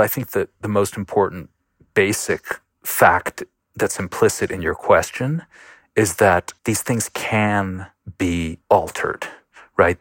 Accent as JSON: {"language": "English", "town": "Buffalo", "region": "New York", "country": "United States", "tie": "born or raised there", "said": "I grew up in Buffalo, New York"}